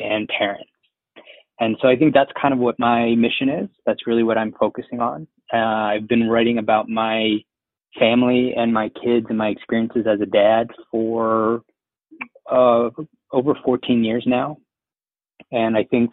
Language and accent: English; Philadelphia, Pennsylvania, United States; I was born in Philly